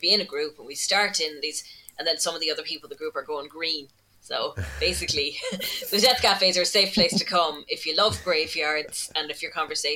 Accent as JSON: {"language": "English", "town": "Clonmel", "region": "Munster", "country": "Ireland", "tie": "born or raised there"}